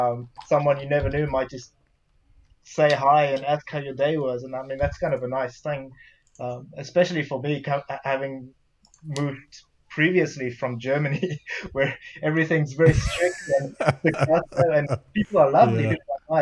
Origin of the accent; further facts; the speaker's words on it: South Africa; also born or lived in Belgium; I'd say when I was really young, again, just like Derek, growing up in South Africa, my family's religious. Moving to Belgium, living in kind of Catholic countries, so I suppose I had somewhat of a religious upbringing